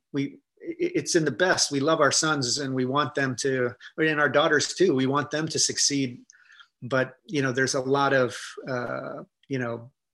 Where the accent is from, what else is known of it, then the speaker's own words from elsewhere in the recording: Ohio, United States; I grew up in Ohio